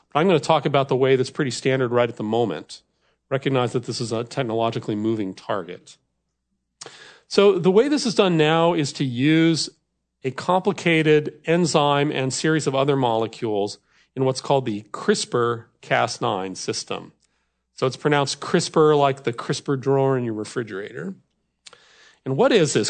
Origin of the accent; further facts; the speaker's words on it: Wisconsin, United States; I come from America's dairy land, so cows are a big deal in Wisconsin.